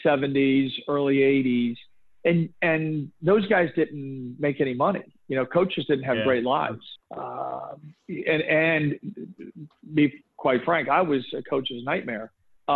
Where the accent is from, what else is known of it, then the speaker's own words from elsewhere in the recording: Boca Raton, Florida, United States; I grew up in Boca, but most of my family is from New York